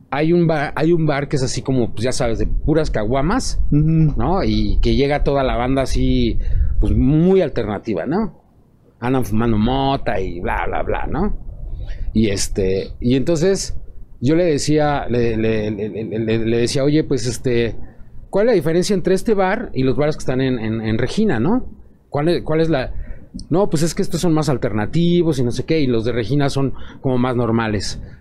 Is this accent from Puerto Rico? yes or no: no; Mexico; Somos mexicanos, o sea, nunca vas a negar que, va, por ejemplo, eh, eres metalero y vas en el pecero escuchando cumbias.